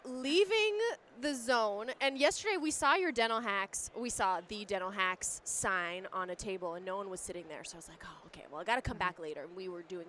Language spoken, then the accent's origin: English; Romania; born or raised there; moved away